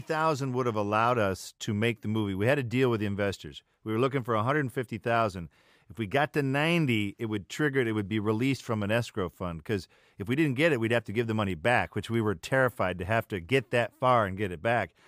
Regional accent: the North, United States; as a Northerner

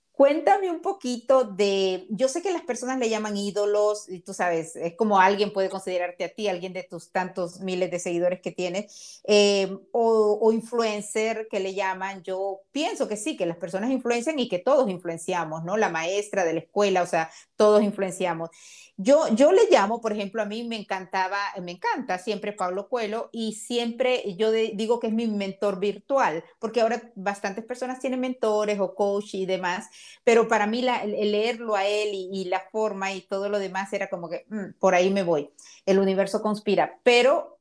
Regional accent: Honduras; now in Miami, United States; nací en Honduras, porque yo soy como soy, porque soy catracha.

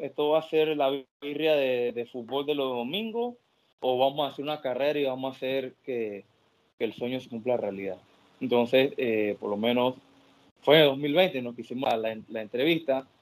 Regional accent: Panama; yo soy la franquicia de Panamá.

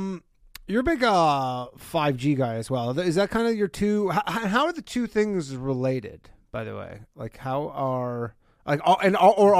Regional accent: Toronto, Ontario, Canada; I'm from Toronto, just outside of Toronto.

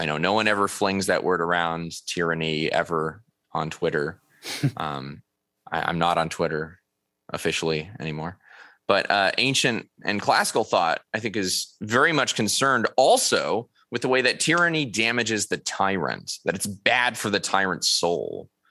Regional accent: Upland, California, United States; now in Irving, United States; my hometown, Upland, California

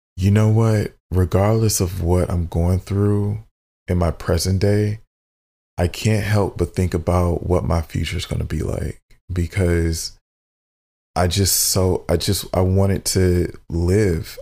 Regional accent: Southfield, Michigan, United States; we grew up in Southfield, Michigan. So I, which is a suburb of Detroit

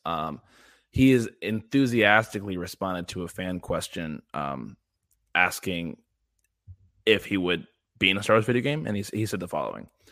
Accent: Midwest, United States; I'm from the Midwest in the United States

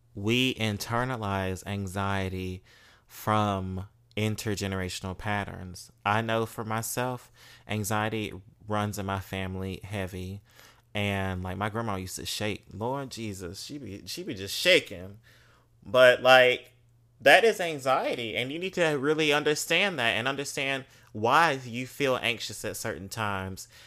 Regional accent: Mississippi, United States; moved away; growing up in Mississippi as a black queer um femme male

